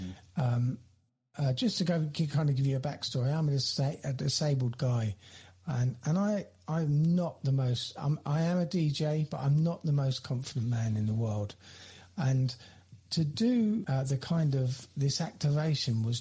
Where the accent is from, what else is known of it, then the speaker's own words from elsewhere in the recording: United Kingdom; also born or lived in London; my hometown where I am here now